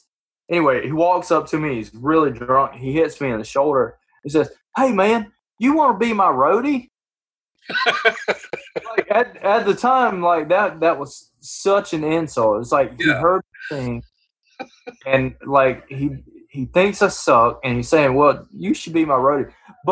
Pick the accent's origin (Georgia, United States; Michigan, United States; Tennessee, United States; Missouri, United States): Georgia, United States; accent: country; oh, I like your accent, man. Where are you from? Georgia? And I'm like, but Georgia, it's not as Georgia.